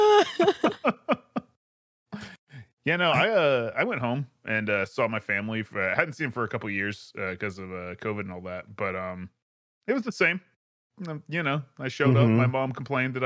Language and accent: English; the South, United States; I was from the South